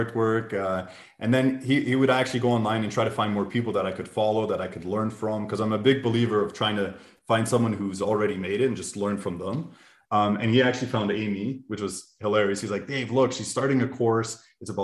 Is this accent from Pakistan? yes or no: no; Canada; now in Munich, Germany; So we're both Canadian, but we're living in Germany, actually. We're living in Munich.